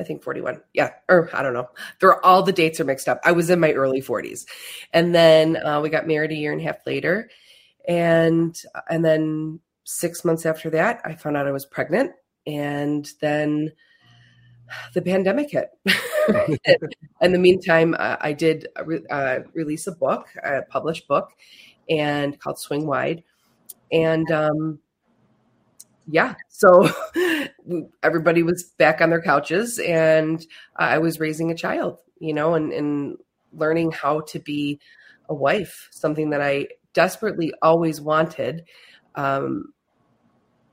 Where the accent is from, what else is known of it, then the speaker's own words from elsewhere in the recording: Buffalo, New York, United States; moved away as an adult; also born or lived in Finger Lakes, New York; now in Canandaigua, United States; I am from Buffalo, New York